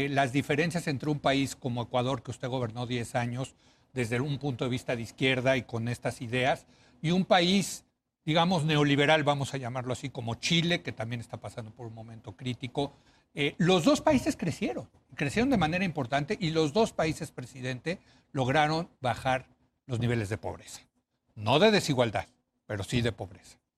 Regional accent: Mexico

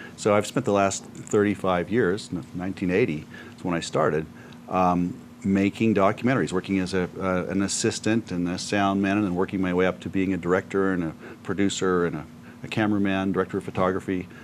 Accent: Aspen, Colorado, United States; I was born in Aspen in the, mm-hmm. the old hospital.

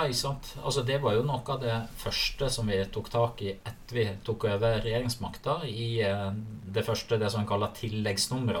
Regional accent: Sogn og Fjordane, Vestland, Norway; moved away as an adult; also born or lived in Naustdal; now in Akershus, Norway; der jeg eh, opprinnelig kommer fra, som er uh, Sogn og Fjordane. Sunnfjord

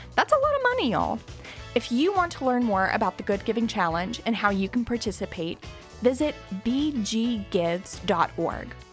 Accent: Greensburg, Kentucky, United States; I'm from Greensburg, Kentucky

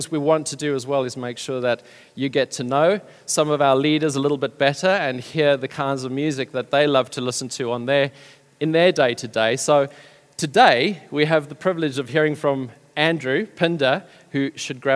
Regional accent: South Africa; moved away as an adult; now in United Kingdom; We've been in the UK now for about 11 years. We come originally from South Africa. People have told me that I still haven't lost my accent.

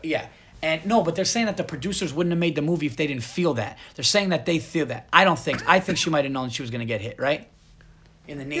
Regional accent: Yonkers, New York, United States; I was born right near there, so I'm gonna be coming home to Yonkers

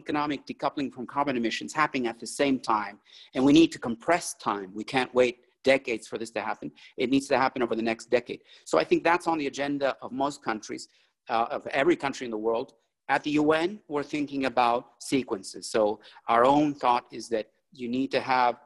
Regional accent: Bolivia; moved away; I'm originally from Bolivia, from South America

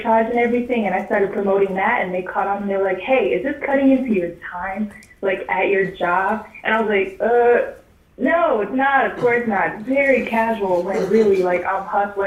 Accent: Texas, United States; now in Seattle, United States; I am from Texas, so I'm a Texas Southern girl, but I'm up in Seattle

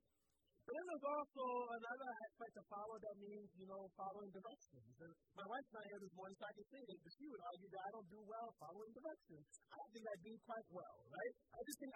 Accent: Philadelphia, Pennsylvania, United States; I grew up in Philly

